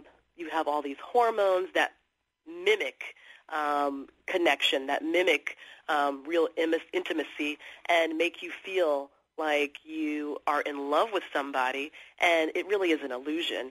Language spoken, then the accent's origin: English; Los Angeles, California, United States; now in New York City, United States; I grew up in Los Angeles, and I live in New York City